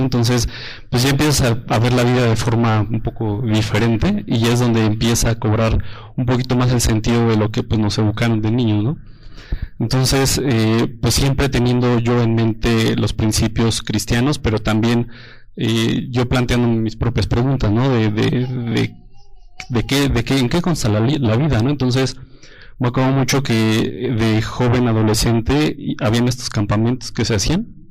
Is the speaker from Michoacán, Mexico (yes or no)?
no; Toluca, State of Mexico, Mexico; yo soy de Toluca y de la iglesia de Toluca